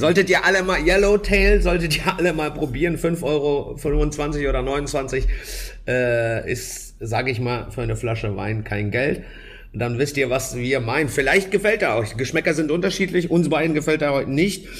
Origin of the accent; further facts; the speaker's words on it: Germany; bei uns in Deutschland